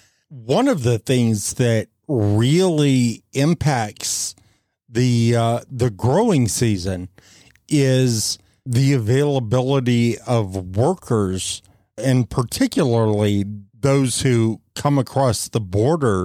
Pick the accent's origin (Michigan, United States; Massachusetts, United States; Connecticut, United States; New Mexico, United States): New Mexico, United States; Fort Sumner; Growing up in Fort Sumner